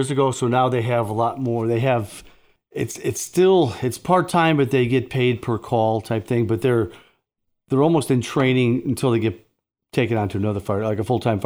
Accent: Hometown, United States; I was born and raised on Main Street in hometown.

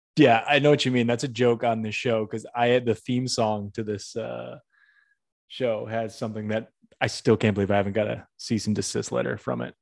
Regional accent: Northampton, Massachusetts, United States; moved away; my hometown, Northampton, Mass.

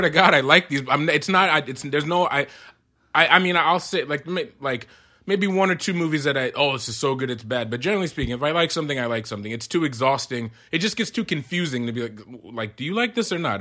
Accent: Amherst, Massachusetts, United States; also born or lived in Queens, New York; I was born in Queens, but we moved to Massachusetts, uh, when I was seven

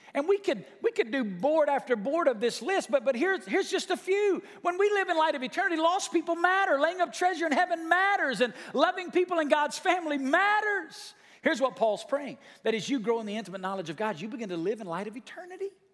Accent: United States; there's a bridge in my hometown called Old Nile Bridge. It crosses over the, the, the Tennessee River

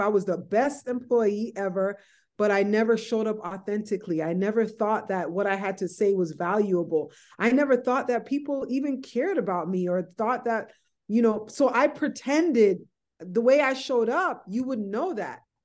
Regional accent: White Plains, New York, United States; I was born, you know, I grew up in White Plains, New York

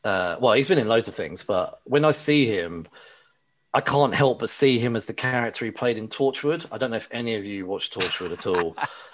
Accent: United Kingdom; Maybe it's because I'm British.

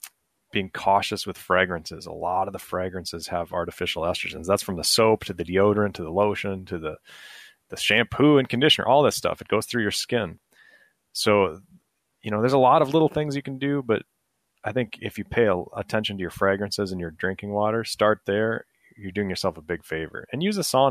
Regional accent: Minnesota, United States; I'm from Minnesota

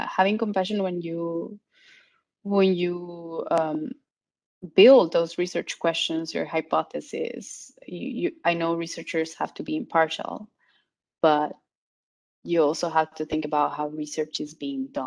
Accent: Guatemala; moved away as an adult; also born or lived in Barcelona, Spain; I'm from Guatemala, but I did my master's and PhD in Barcelona

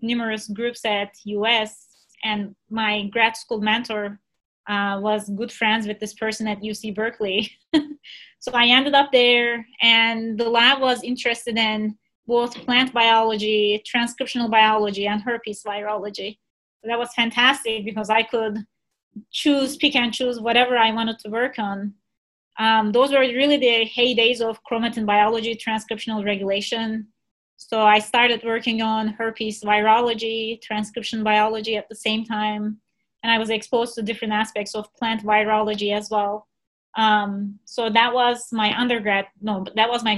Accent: Turkey; moved away as an adult; also born or lived in Michigan, United States / New York City, United States; now in Missouri, United States; I was born and raised in Turkey, and I went to college there in Istanbul.

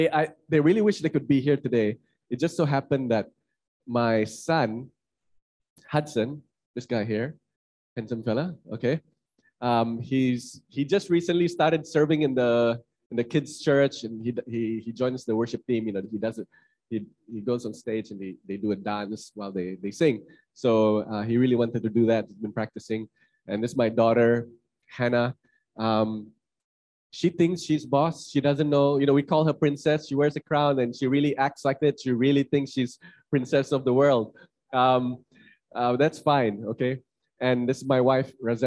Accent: Kuching, Sarawak, Malaysia; moved away as an adult; also born or lived in Kuala Lumpur; I'm from Kuching, Sarawak.

